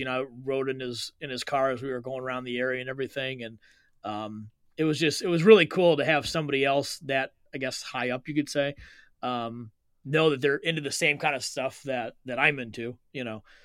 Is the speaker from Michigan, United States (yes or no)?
yes; South Lyon, Michigan, United States; I grew up in South Lyon